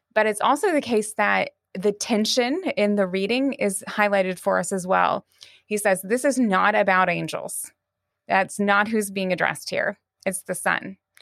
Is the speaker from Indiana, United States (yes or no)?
no; Texas, United States; moved away as an adult; also born or lived in Arkadelphia, Arkansas / Durham, England; now in Deerfield, United States; I grew up in Texas